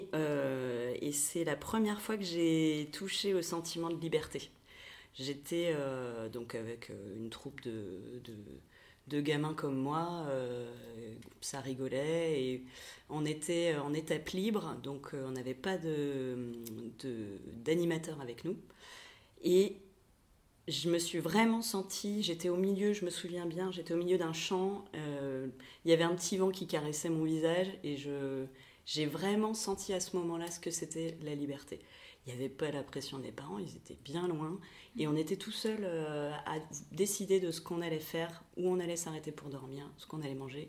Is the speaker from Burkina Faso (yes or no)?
no; Pantin, Île-de-France, France; now in Nantes, France; j'ai grandi euh, à Pantin, dans le 93.